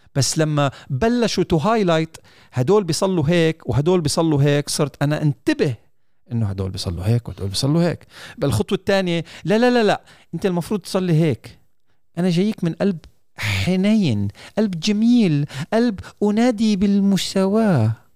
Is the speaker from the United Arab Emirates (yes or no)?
yes; United Arab Emirates; في دوله الامارات